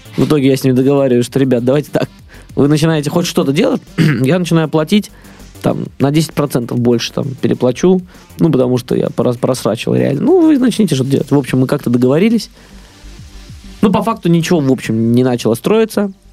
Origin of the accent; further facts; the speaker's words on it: Russia; я вообще из России